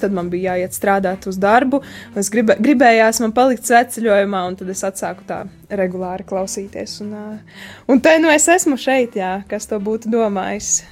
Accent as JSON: {"language": "Latvian", "area": "Strēlnieki, Eglaine Parish, Ilūkste Municipality", "region": "Latgale", "country": "Latvia", "tie": "born or raised there", "also_born_or_lived": "Bebrene", "moved": "as an adult", "lives_now": "Daugavpils, Latvia", "said": "to es pavadīju Ilūkstas novada Eglainas pagasta strēlniekos, jeb eh, tā ir tāda vieta starp Eglaini un Subati, un tur es pavadīju savu bērnību, savu, savus pusauģu gadus."}